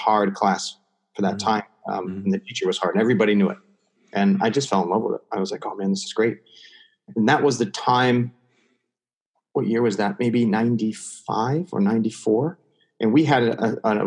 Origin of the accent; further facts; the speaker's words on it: New England, United States; we did growing up in New England